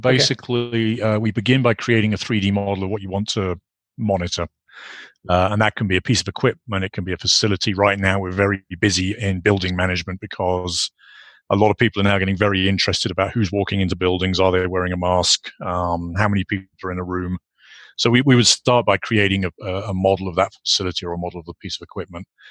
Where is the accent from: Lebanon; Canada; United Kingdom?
United Kingdom; moved away as an adult; also born or lived in Ireland; I grew up in the UK, obviously, as you can you can probably gather from my accent